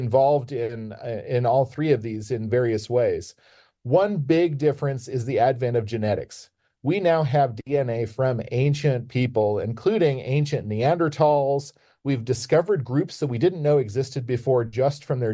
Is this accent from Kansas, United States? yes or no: yes; Kansas, United States; I grew up in Kansas in a small town